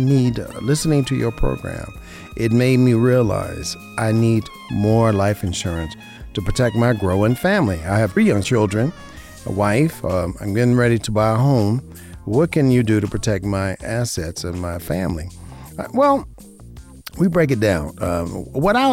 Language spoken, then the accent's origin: English; Las Vegas, Nevada, United States; Born and raised in Vegas